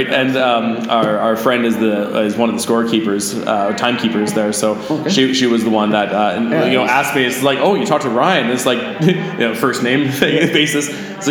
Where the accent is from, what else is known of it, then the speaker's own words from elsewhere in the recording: northern Alberta, Canada; also born or lived in Airdrie / Jasper / Canmore; I grew up in northern Alberta. I lived in Airdrie for a little bit. I lived in Jasper